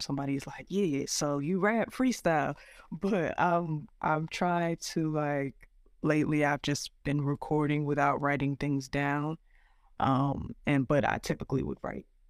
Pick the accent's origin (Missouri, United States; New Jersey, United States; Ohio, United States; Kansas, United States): New Jersey, United States; also born or lived in Brooklyn, New York; we moved maybe when I was about like three years old to South Jersey, and I grew up there